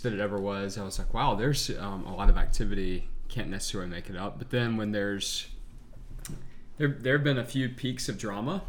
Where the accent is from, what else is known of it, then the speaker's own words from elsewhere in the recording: Jackson, Mississippi, United States; I'm from Jackson, Mississippi.